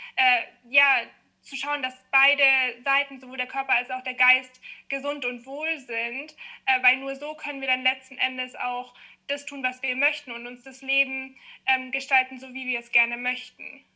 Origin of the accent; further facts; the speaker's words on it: Munich, Bavaria, Germany; ich komme aus München